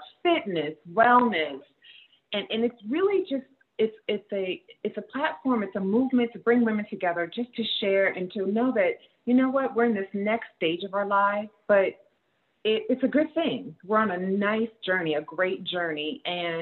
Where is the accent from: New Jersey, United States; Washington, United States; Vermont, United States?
New Jersey, United States; moved away as an adult; also born or lived in New York; now in Atlanta, United States; I'm from New Jersey. And we've been here for almost 5 years